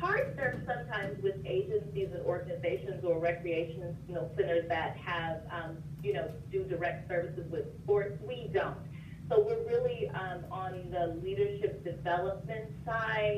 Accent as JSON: {"language": "English", "town": "Las Vegas", "region": "Nevada", "country": "United States", "tie": "born or raised there", "moved": "as an adult", "said": "growing up in Vegas"}